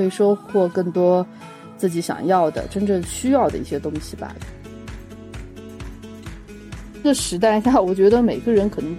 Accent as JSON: {"language": "Chinese", "region": "Yunnan", "country": "China", "also_born_or_lived": "Shanghai", "said": "然后我是云南人"}